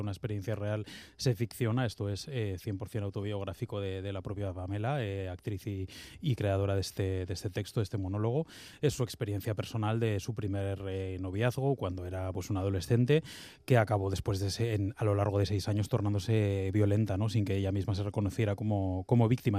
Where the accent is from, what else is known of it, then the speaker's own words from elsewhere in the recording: Bilbao, Basque Country, Spain; como bilbaíno